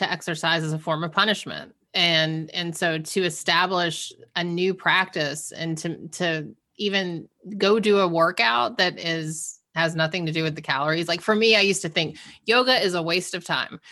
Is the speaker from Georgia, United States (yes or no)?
yes; Georgia, United States; now in Massachusetts, United States; I'm originally from Georgia and we now live in Massachusetts